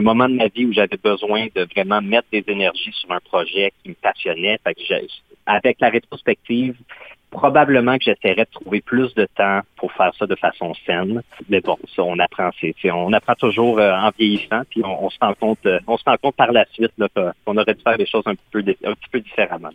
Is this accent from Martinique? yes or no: no; Quebec, Canada; first language French; moved away as an adult; also born or lived in Ottawa region; je viens du Québec, j'ai grandi au Québec